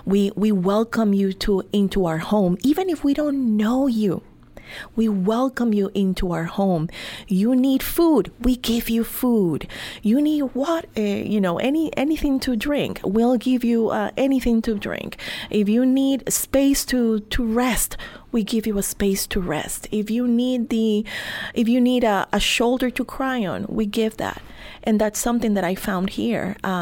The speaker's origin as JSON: {"language": "English", "town": "Milwaukee", "region": "Wisconsin", "country": "United States", "said": "So when you, for example, in my case, I came from Milwaukee, Wisconsin, right?"}